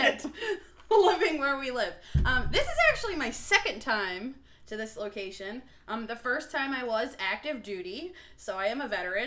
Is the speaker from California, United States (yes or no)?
no; New Jersey, United States; moved away as an adult; I was born and raised in New Jersey. Family lives in Florida now.